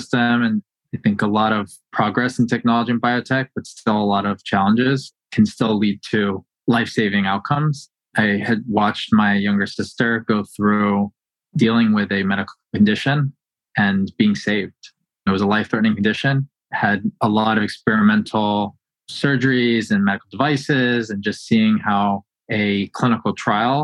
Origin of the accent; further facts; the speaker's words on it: Northern Virginia, United States; I grew up in the Northern Virginia area